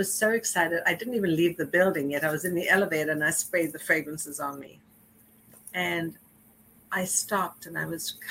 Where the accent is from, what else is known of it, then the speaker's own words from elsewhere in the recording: South Africa; also born or lived in Johannesburg; now in New York City, United States; growing up in South Africa that I would be living in New York